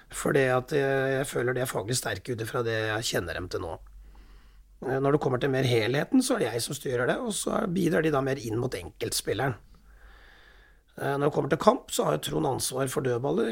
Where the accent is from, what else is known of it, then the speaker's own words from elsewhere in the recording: Raufoss, Innlandet, Norway; moved away; also born or lived in Telemark; jeg vokste opp på Raufoss